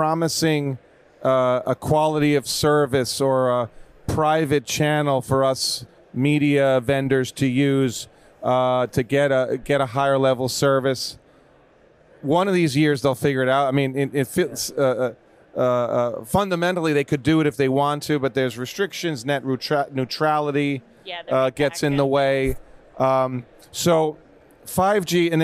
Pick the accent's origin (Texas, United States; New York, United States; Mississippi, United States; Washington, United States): New York, United States; moved away as an adult; now in California, United States; So I grew up in New York